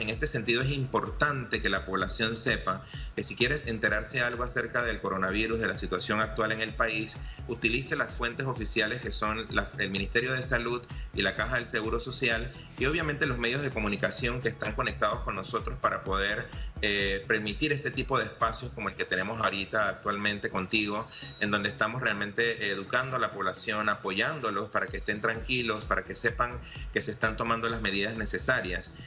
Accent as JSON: {"language": "Spanish", "country": "Panama", "said": "como panameños"}